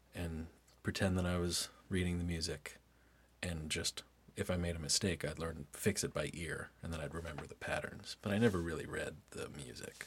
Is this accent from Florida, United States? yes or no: no; Lynchburg, Virginia, United States; also born or lived in Durham, North Carolina; then they moved up to Lynchburg, and that was where I grew up the whole time.